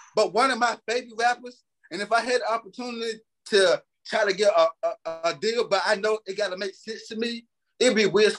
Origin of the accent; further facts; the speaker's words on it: Elizabeth City, North Carolina, United States; I'm from North Carolina. Look, like Elizabeth City, you know.